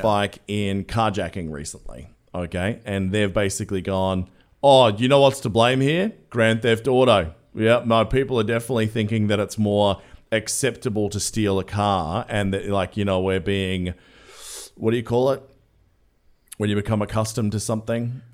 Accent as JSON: {"language": "English", "country": "Australia", "said": "I'm Australian"}